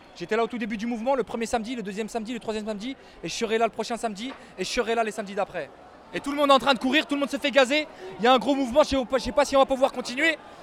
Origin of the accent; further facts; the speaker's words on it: Yvelines, Île-de-France, France; je suis des Yvelines. J'ai 33 ans, je suis un jeune qui a grandi en banlieue